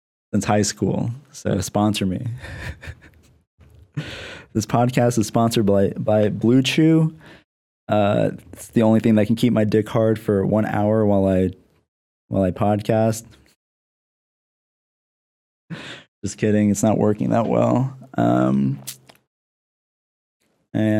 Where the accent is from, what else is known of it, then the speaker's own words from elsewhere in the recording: Lancaster, Pennsylvania, United States; now in San Diego, United States; I live in San Diego, but I'm from Lancaster, Pennsylvania.